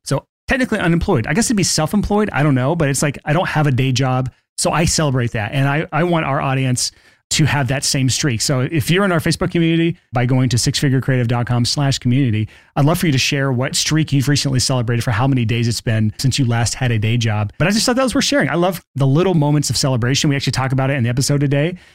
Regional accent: Alabama, United States; I grew up in Alabama

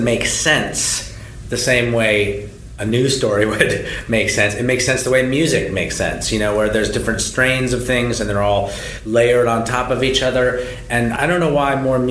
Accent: Berkeley, California, United States; now in US East Coast; I live on the right coast, but I'm from Berkeley, California, and I grew up, going to … shows in the 80s

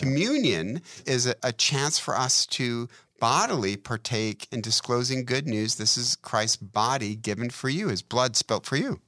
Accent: Detroit, Michigan, United States; I'm from Detroit

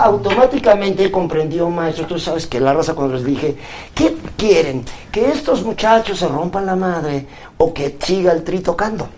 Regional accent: Puebla, Mexico

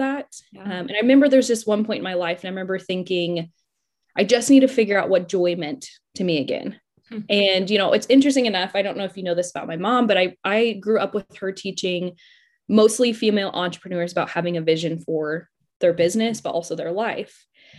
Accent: Denver, Colorado, United States; moved away as an adult; now in Oklahoma City, United States; So I'm originally from Denver, Colorado. I lived there pretty much my entire life until I decided to go to Oklahoma State

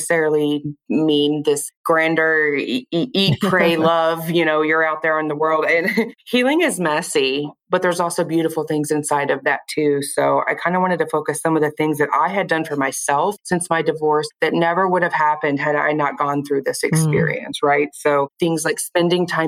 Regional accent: Kansas City, Missouri, United States; also born or lived in Nebraska / Lee's Summit, Missouri; I live in Lee Summit, Missouri. I'm basically from the Kansas City area. Born and raised here

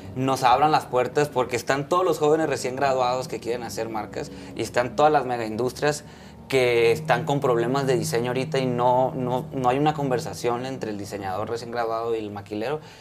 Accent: Culiacán, Sinaloa, Mexico; now in Mexico City, Mexico; yo soy de Culiacán, y yo me vine a la Ciudad de México

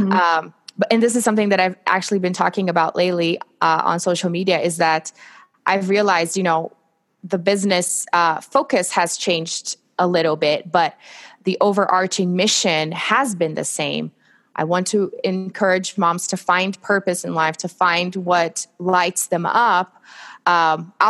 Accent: Brazil; English is a second language; moved away as an adult; now in United States; I'm originally from Brazil

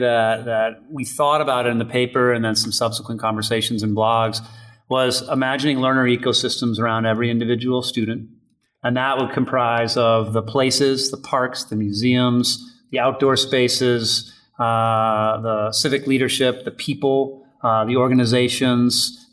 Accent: Holliston, Massachusetts, United States; I grew up in Holliston, Massachusetts, a suburb of Boston

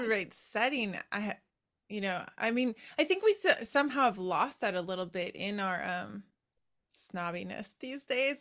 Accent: Wisconsin, United States; moved away; I am from your neighboring state. I'm from Wisconsin, but yeah, haven't been there in a while.

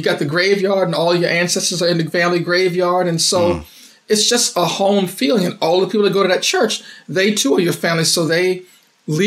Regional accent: Saluda, Virginia, United States; now in San Antonio, United States; I am from a little small town in Middlesex County, Virginia called Saluda.

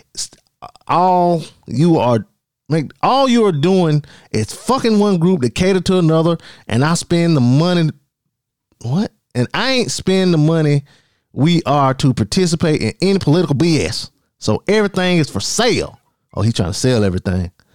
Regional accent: Darlington, South Carolina, United States; that's my hometown for y'all listening that ain't from around here. Darlington, South Carolina

